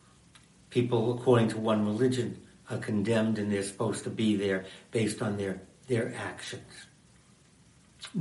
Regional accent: United States; I am an American, and I'm Jewish.

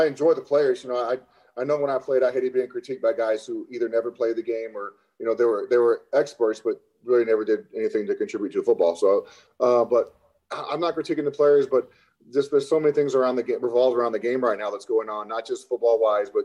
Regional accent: Lovington, New Mexico, United States; moved away as an adult; also born or lived in Chicago; I grew up in an oil field town. There was 9,000 people in my hometown, Lovington, New Mexico

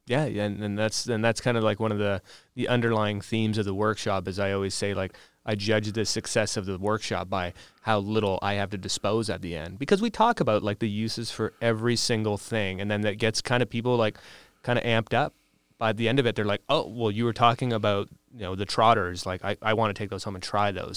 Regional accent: Windsor, Ontario, Canada; I'm originally from the Windsor area

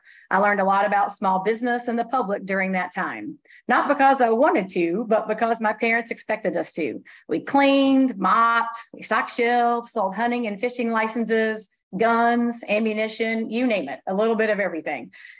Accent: Abingdon, Virginia, United States; also born or lived in Harlan, Kentucky; I was born in Harlan, Kentucky, and my family moved to Abingdon in the Bethel community on the way to Damascus when I was three. I'm the middle of five children, so life was always busy

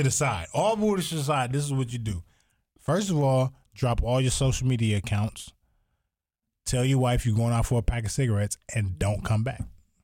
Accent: Toledo, Ohio, United States; I lived in Toledo, the kitchen for the poor.

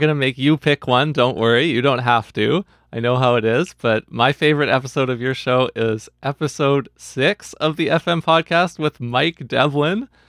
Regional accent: Vancouver, British Columbia, Canada; I was away from the Vancouver jazz community that I had grown up in for several years until COVID

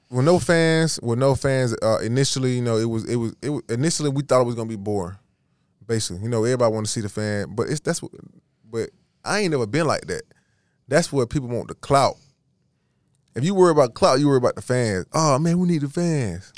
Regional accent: Georgia, United States; I'm from Georgia

